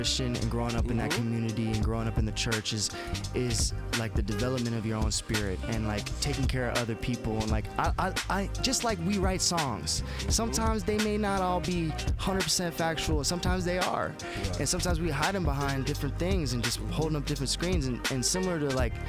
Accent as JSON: {"language": "English", "town": "St. Louis", "region": "Missouri", "country": "United States", "tie": "born or raised there", "also_born_or_lived": "Long Beach, California / New York", "moved": "as an adult", "said": "I grew up in St. Louis"}